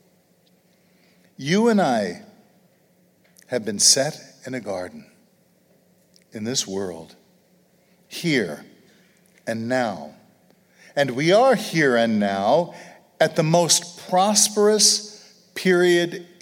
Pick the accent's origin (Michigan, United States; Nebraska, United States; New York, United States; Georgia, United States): New York, United States; New York City; moved away; growing up in Brooklyn